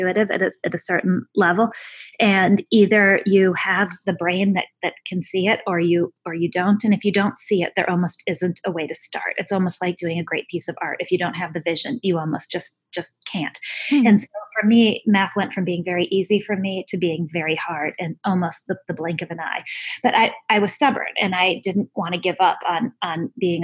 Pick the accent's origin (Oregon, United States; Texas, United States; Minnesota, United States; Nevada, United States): Minnesota, United States; I grew up in Minnesota